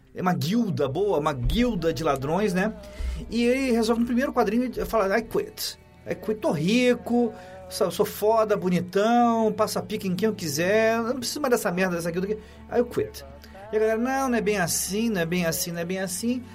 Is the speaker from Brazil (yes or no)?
yes; Rio de Janeiro, Brazil; now in São Paulo, Brazil; Eu cresci em Copacabana